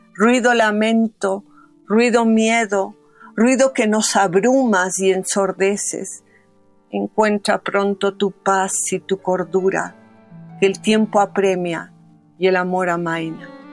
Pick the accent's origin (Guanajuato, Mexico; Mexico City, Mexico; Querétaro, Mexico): Mexico City, Mexico; nací en México, en la vieja colonia Roma